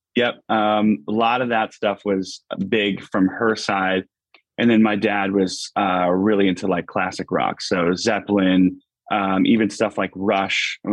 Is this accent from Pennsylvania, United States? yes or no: yes; Pittston, Pennsylvania, United States; moved away as an adult; a little little suburb outside called Pittston, um, Pittston, Pennsylvania. Um, yeah, so that's where I've I've been born. I lived here